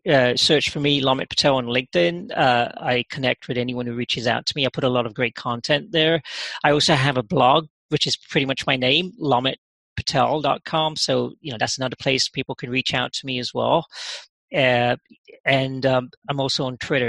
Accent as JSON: {"language": "English", "region": "London", "country": "United Kingdom", "tie": "born or raised there", "moved": "as an adult", "lives_now": "United States", "said": "I actually grew up in England. Yeah, oh, did I did. Yeah, I spent a good part of my formative years in London"}